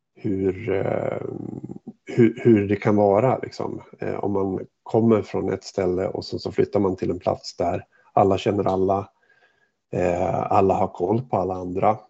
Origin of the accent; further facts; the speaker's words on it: Hofors, Gävleborg County, Sweden; moved away; jag var hemma i Hofors och besökte mina föräldrar